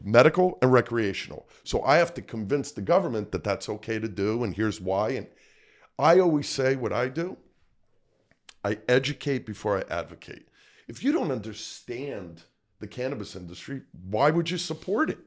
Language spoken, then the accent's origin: English; Paterson, New Jersey, United States; Born and raised in Patterson, went to Patterson School, School twenty-six.